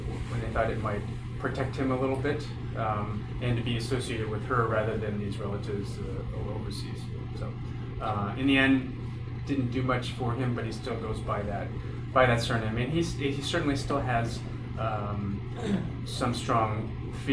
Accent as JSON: {"language": "English", "town": "Poughkeepsie", "region": "New York", "country": "United States", "tie": "born or raised there", "also_born_or_lived": "Shanghai, China", "said": "I was born in Poughkeepsie, New York"}